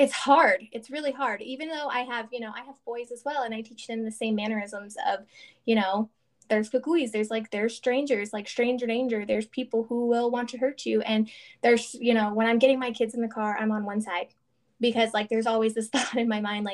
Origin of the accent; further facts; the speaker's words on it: the South, United States; moved away; we're from the South